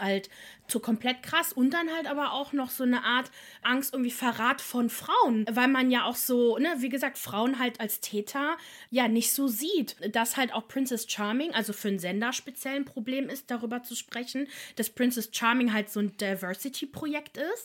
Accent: Italy; als Italienerin.

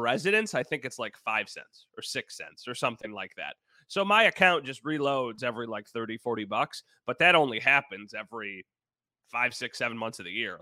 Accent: Wheatfield, New York, United States; now in Grand Island, United States; I'm from Wheatfield, so a very different, you know, place to grow up

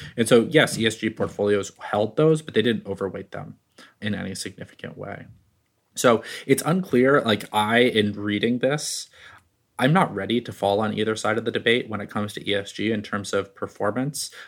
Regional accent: Bay Area, California, United States; I grew up in the Bay Area

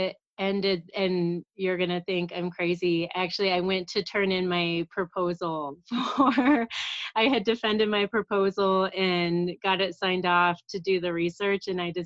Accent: Kansas City, United States; moved away as an adult; now in Colorado, United States; So I am from Kansas City. That's where I grew up.

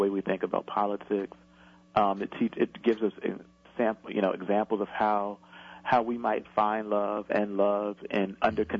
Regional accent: Camden, New Jersey, United States; I grew up in Camden when the crack epidemic was raging

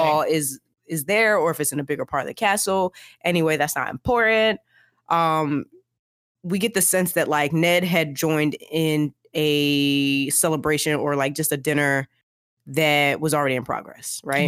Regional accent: United States; I am an American.

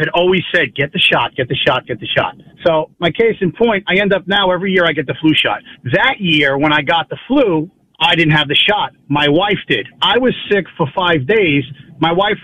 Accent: Long Island, New York, United States; I'm from Long Island.

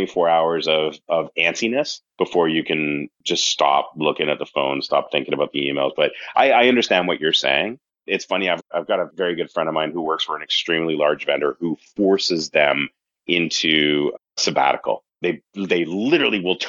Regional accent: Canada; accent: Canadian; now in United States; I'm originally from Canada, if you haven't picked up the accent yet

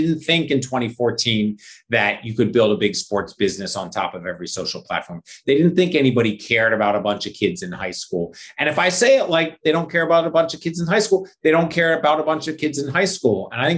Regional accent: Philadelphia, Pennsylvania, United States; born or raised there

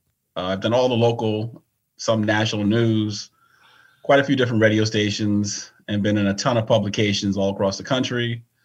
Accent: Willingboro, New Jersey, United States; back when I grew up in Willingboro

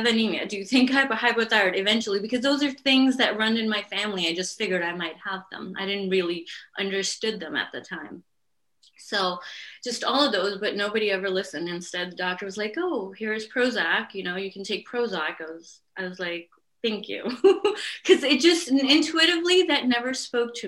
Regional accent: Pakistan; moved away; Where I'm from, I'm from Pakistan.

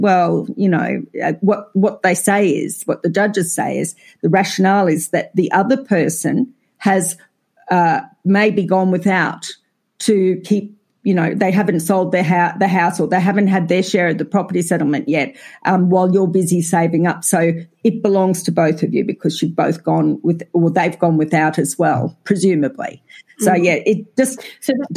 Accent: Australia; accent: Australian; I think we're fairly identifiable as Australian

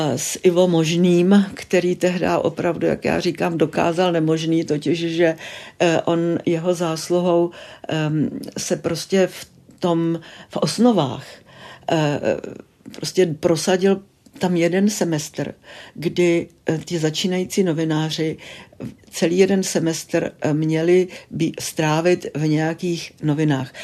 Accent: České Budějovice, South Bohemian Region, Czechia; moved away as an adult; also born or lived in Munich; já jsem narozená v Českých Budějovicích

